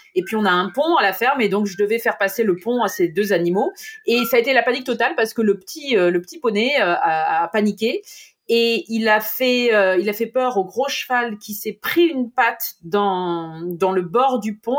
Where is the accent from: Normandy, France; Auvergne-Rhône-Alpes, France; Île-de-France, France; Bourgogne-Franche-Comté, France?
Normandy, France; chez nous en Normandie